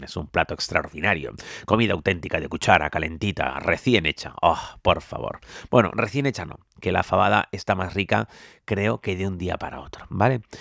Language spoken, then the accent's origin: Spanish; Tenerife, Canary Islands, Spain; Yo como soy de Tenerife, pues bueno, las cuestas no me preocupan demasiado porque en mi isla todo son cuestas